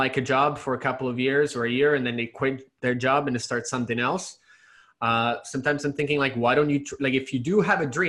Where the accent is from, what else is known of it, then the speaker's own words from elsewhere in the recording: Italy; moved away; I was born and raised in Italy, so I do speak Italian